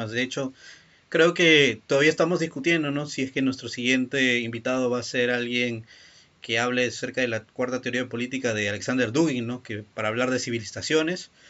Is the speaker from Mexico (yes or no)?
no; Peru; ayuda a mi tío Peña no yo también que soy peruano